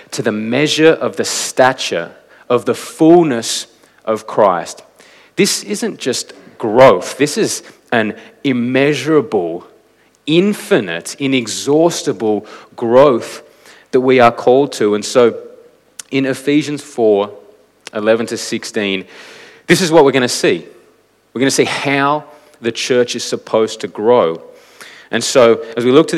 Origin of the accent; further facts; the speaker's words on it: Canberra, Australian Capital Territory, Australia; moved away as an adult; now in Adelaide, Australia; I grew up in Canberra